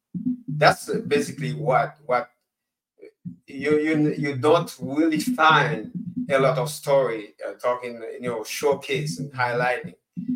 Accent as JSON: {"language": "English", "country": "Haiti", "said": "First of all, I'm from Haiti."}